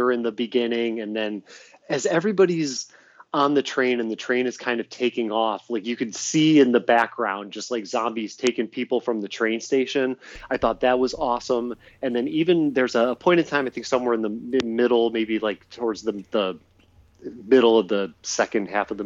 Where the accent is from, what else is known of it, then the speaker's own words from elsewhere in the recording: Euclid / Nordonia, Ohio, United States; this would have either been in sixth grade when I was like going to Euclid, or this would have been in seventh grade as I moved back from Euclid going to the middle school, Nordonia Middle School